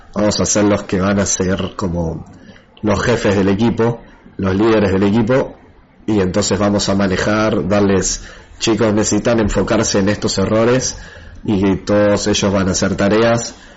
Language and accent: Spanish; Argentina; el, otro chico de Argentina que trabaja con, conmigo, somos los únicos de Argentina que están en el equipo